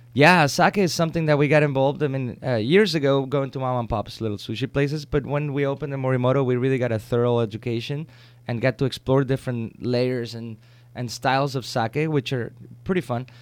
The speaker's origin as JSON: {"language": "English", "country": "Mexico", "tie": "born or raised there", "moved": "yes", "said": "I grew up with him in Mexico"}